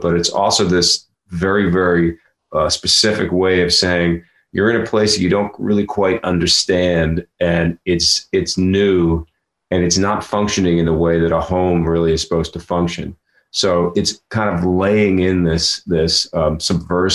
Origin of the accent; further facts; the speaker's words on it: Philadelphia, Pennsylvania, United States; down on Chestnut Street where I grew up in Philadelphia